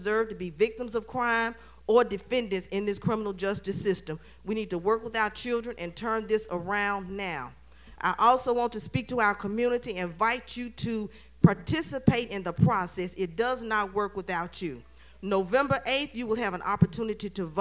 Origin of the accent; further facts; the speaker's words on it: Jackson, Mississippi, United States; I was born and raised here in Jackson, graduate of Provine High School, Tougaloo College